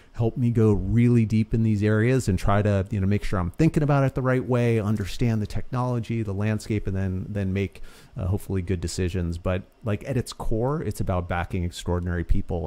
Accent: Boston, Massachusetts, United States; also born or lived in New York; I, uh, originally grew up in Boston. I was born in New York, moved up to the suburbs of, uh, of Boston from, like, sixth grade on

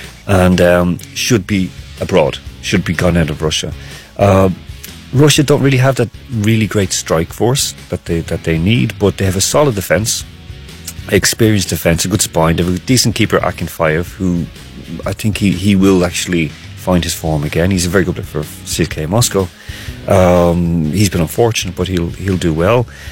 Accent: Ireland; I'm an Irish person

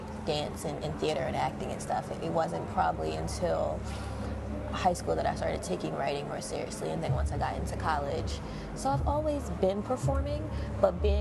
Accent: Baltimore, Maryland, United States; moved away as an adult; now in New York, United States; I'm originally from Baltimore, Maryland

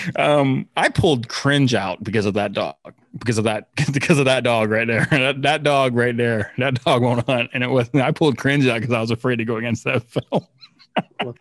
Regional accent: Miami, Florida, United States; now in St. Louis, United States; I grew up in Miami and in Miami, Florida

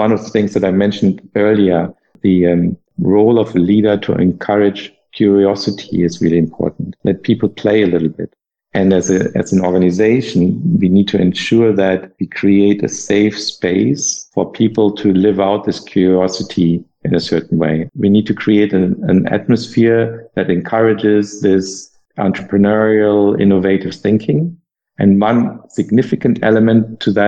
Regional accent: Germany; English is a second language; moved away as an adult; also born or lived in United States; I was able to explore my home country again after having been away for 7 years

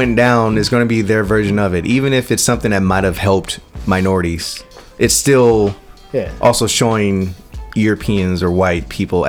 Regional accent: Oakland, California, United States; also born or lived in Berkeley; I was born in Berkeley at Outer Bates, but lived in Oakland my whole life.

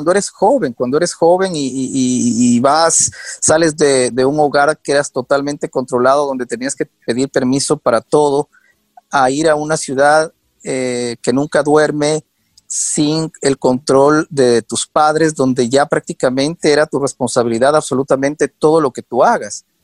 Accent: Ecuador; moved away as an adult; now in United States; justo me gradué, seguí un año en la universidad, eh, pero eh, salí, salí del Ecuador y me fui a Nueva York. Y llegué a Nueva York sin conocer a nadie, de la noche a la mañana.

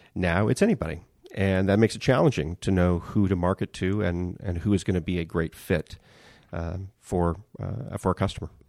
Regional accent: Bakersfield, California, United States; moved away as an adult; also born or lived in New York; back to Bakersfield

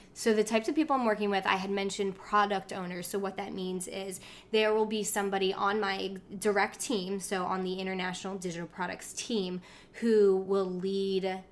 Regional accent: New Jersey, United States; we lived, we grew up in South Jersey

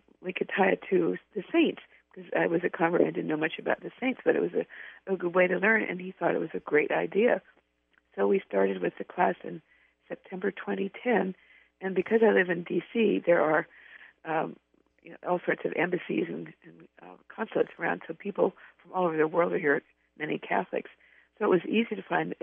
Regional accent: California, United States; I love Mexican food because I'm from California

